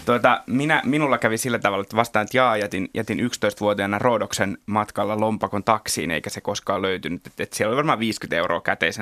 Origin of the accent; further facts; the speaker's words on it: Kerava, Uusimaa, Finland; mä oon Keravalta kotoisin.